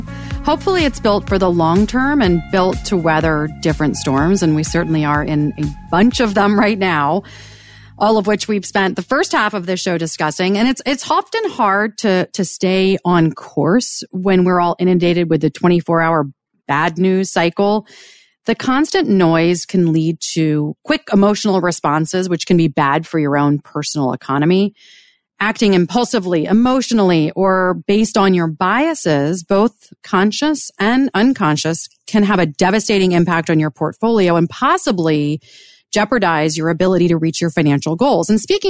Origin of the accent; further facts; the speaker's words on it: Washington, District of Columbia, United States; and I grew up on Capitol Hill, and I'll date myself.